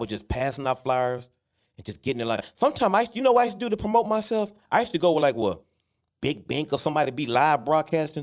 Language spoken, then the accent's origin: English; Dallas, Texas, United States; I'm from Oak Cliff, I'm South Dallas